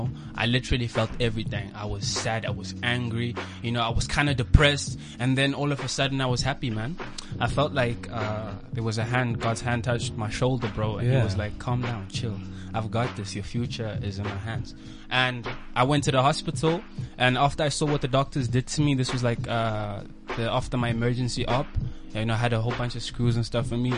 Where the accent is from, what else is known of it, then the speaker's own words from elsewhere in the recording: Botswana; moved away; also born or lived in China; we were living in Bots at the time because I grew up in Botswana